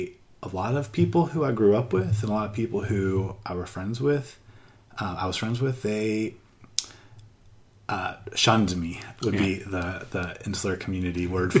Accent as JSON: {"language": "English", "region": "Midwest", "country": "United States", "moved": "as an adult", "lives_now": "Thailand", "said": "I'm a Midwestern white guy from America"}